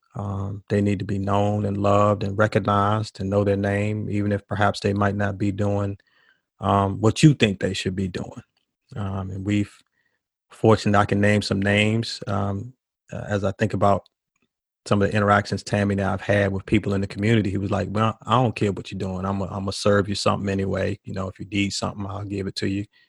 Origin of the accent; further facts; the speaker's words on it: Washington, District of Columbia, United States; moved away as an adult; now in Durham, United States; I grew up in Washington, D C